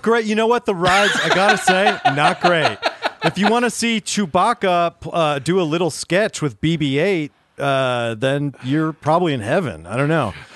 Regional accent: Pittsburgh, Pennsylvania, United States; moved away; my hometown, Pittsburgh

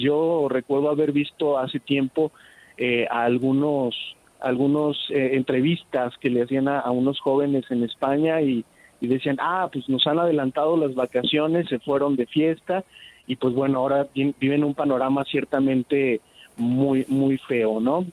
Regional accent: Mexico; Nosotros como mexicanos somos eh, gente que reacciona rápido en el caos

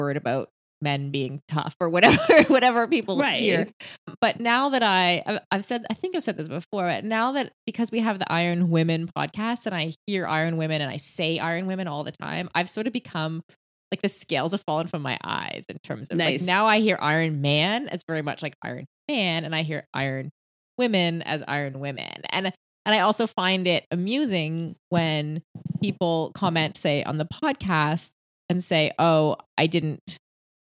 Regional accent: Canada; being Canadian

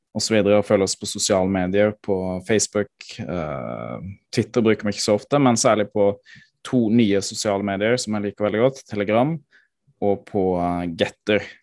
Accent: Froland, Agder, Norway; hjemkommunen min, i Froland

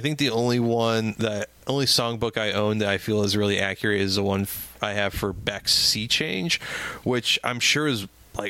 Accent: St. Louis, Missouri, United States; I grew up in North County, St. Louis, and North St. Louis County

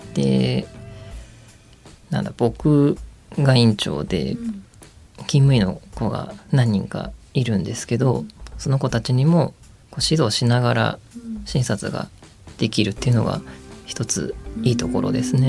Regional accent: Ibaraki, Japan; 地元僕茨城県なんですけど

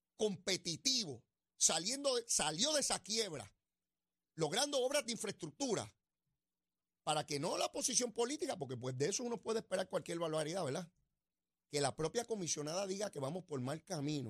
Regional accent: Puerto Rico; como puertorriqueño

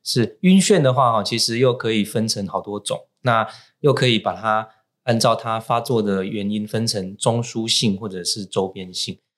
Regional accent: Taiwan; 我们台湾人呢，习惯把头的不舒服，只要不是痛的哈，都把它讲成头昏

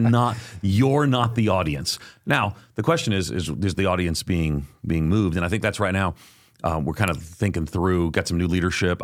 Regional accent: Long Island, outside of New York City, United States; I grew up on Long Island outside of New York City

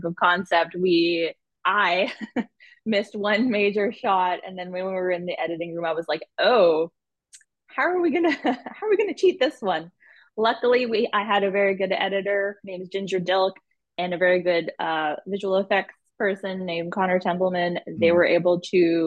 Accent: Winnipeg, Manitoba, Canada; I'm from Winnipeg, born and raised, been here my whole life

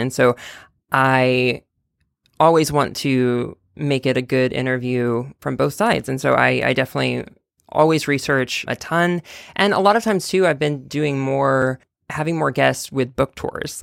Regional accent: Texas, United States; now in New York, United States; I'm from Texas

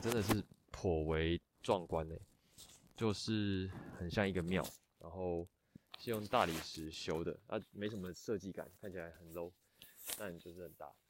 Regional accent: Taiwan; 我从台湾来

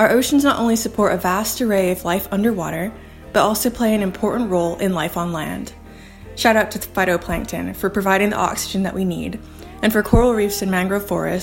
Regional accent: Cayman Islands; Originally, I'm from the Cayman Islands

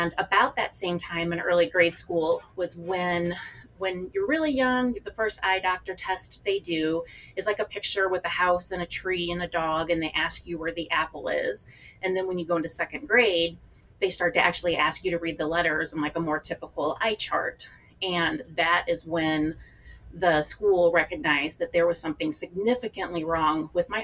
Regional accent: rural area an hour outside St. Louis, Missouri, United States; I grew up in a rural part of about an hour outside of St. Louis in a small town

